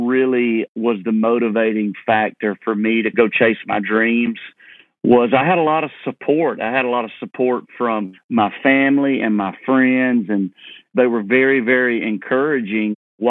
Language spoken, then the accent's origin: English; Leesburg, Georgia, United States; moved away; also born or lived in Nashville; Yeah, well, I grew up in Leesburg, Georgia, right in town, but I could walk to cotton fields and peanut fields.